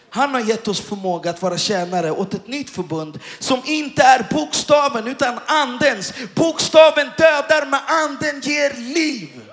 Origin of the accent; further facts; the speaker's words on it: Stockholm, Stockholm County, Sweden; Och jag kommer från Stockholm. Och jag är uppväxt och jag har zigzackat miljonprogrammen och, och, i Stockholm.